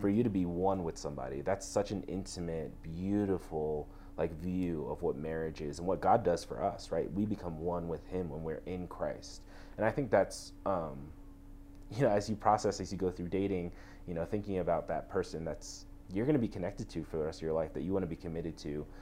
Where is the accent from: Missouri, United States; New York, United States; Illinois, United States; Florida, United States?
New York, United States; moved away as an adult; also born or lived in Texas; growing up in New York, um, I think one of the biggest things was I went to public school my whole life